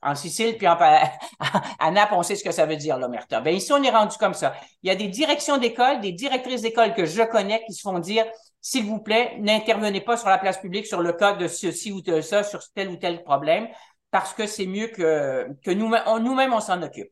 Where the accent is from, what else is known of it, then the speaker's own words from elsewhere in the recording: Montreal, Quebec, Canada; moved away as an adult; je suis montréalaise